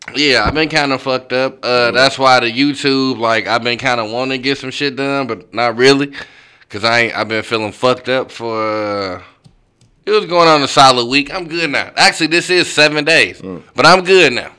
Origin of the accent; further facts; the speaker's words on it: St. Louis, Missouri, United States; I'm from St. Louis